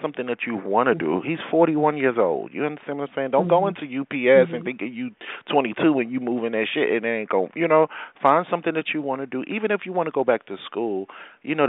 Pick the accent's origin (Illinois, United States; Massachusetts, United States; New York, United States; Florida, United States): New York, United States; New York City; we're from Brooklyn